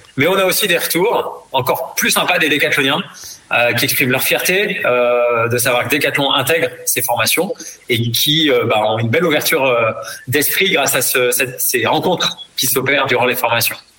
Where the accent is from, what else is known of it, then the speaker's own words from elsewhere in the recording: the South-West, south-west France, France; moved away; also born or lived in Madagascar; je suis originaire du Sud-Ouest